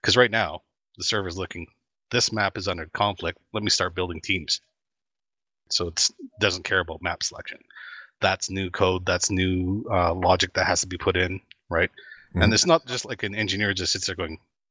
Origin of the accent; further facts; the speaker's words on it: Canada; I'm Canadian